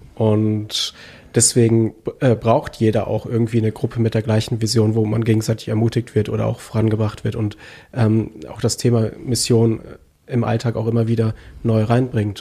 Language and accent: German; Germany; wir als Deutsche